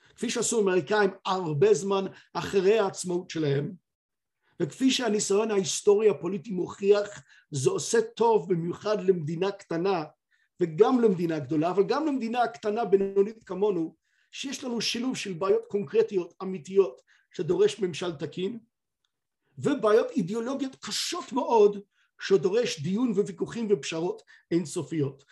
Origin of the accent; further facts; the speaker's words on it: United Kingdom; אני כבריטי